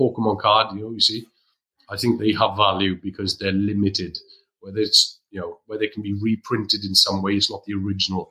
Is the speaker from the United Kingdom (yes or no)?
yes; Wales, United Kingdom; as a Welshman